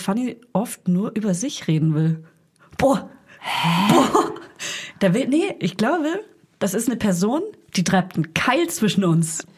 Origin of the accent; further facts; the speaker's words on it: Franconia, near Hof, Bavaria, Germany; accent: Franconian; now in Berlin, Germany; ich komme ja aus, aus Franken, aus der Nähe von der Stadt Hof, aus einem kleinen